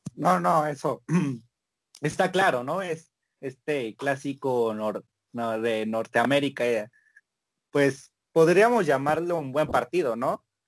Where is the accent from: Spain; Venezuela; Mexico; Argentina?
Mexico; así somos los mexicanos